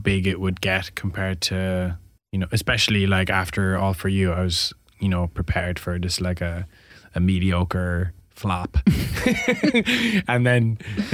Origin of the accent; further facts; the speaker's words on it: Ireland; being Irish.